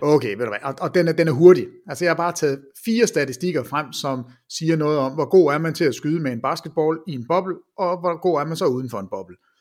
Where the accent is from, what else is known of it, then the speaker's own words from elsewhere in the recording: Jutland, Denmark; jeg er fra Jylland, og ikke fra København, jeg er fra Jylland